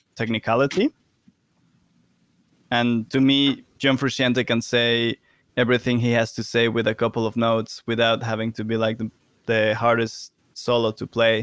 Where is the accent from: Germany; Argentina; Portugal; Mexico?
Mexico; now in London, United Kingdom; I'm from Mexico